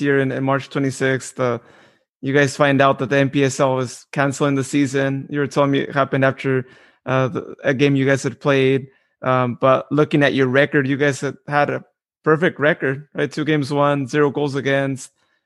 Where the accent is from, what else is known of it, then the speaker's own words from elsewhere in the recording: Modesto, California, United States; I'm from Modesto, so you know, grew up here all my life